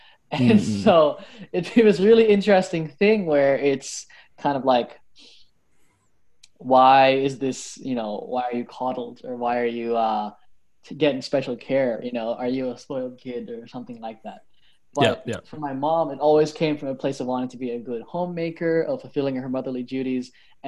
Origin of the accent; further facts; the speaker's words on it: Sydney, New South Wales, Australia; So I was born in Sydney. Born and raised in Sydney. I spent most of my life here. I go home every now and then to the Philippines because my mom is from Manila and my dad is from General Santos.